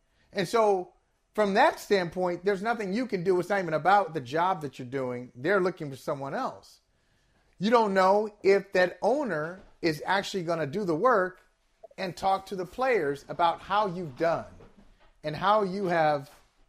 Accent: Cleveland, Ohio, United States; he was the head coach of my hometown team.

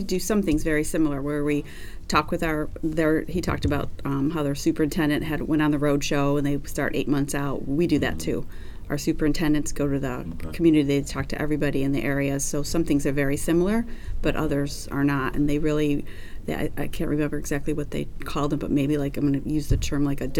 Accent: New York, United States; It's you know, we're from New York, so 3 hours difference.

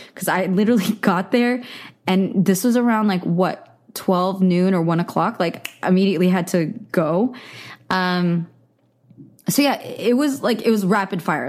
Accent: the Bay Area, California, United States; I grew up in the Bay Area

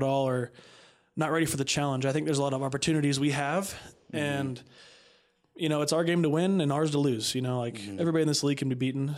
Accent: Northern California, United States; I'm from Northern California, about an hour and a half north of Sacramento. Come from a little small farming town.

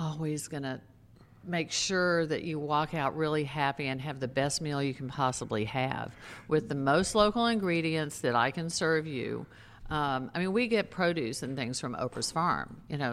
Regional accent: Texas, United States; also born or lived in New York City; now in Maui, United States; I grew up in Texas. I lived in New York City

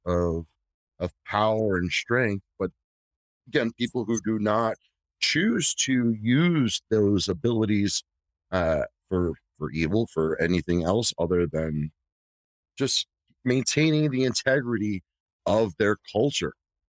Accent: New York City, New York, United States; I was born in the South Bronx in the fucking 80s

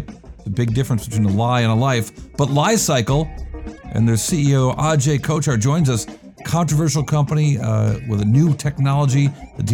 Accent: Rochester, New York, United States; moved away; I am in my hometown of Rochester, New York

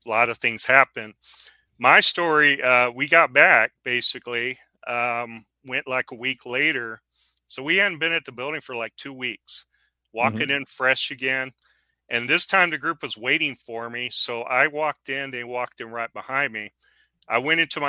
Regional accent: San Antonio, Texas, United States; moved away as an adult; now in West Texas, United States; I grew up in San Antonio

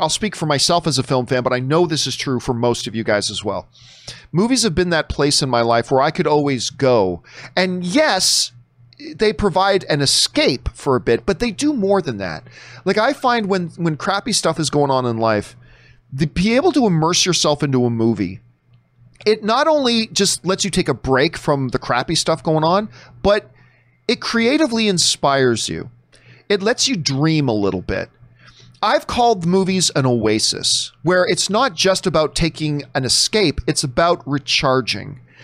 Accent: Canada; I say that as a Canadian

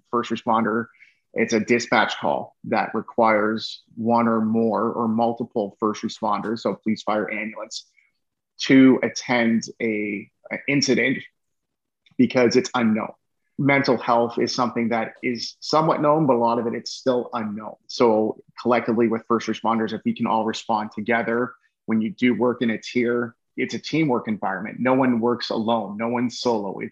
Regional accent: Canada; I love being Canadian

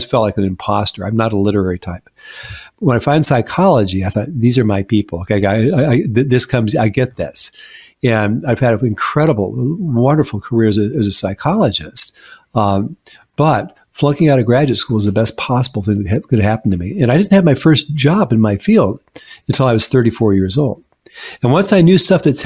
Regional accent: Seattle, Washington, United States; moved away as an adult; now in Washington, D.C. area, United States; when I first moved to the DC area, I mean, I'm from Seattle

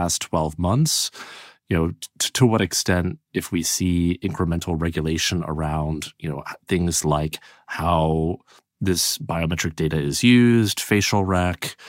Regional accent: Illinois, United States; even though I am originally from Illinois

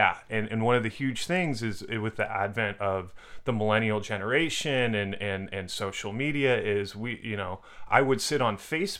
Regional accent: Orinda, California, United States; now in Los Angeles, United States; I'm from Orinda.

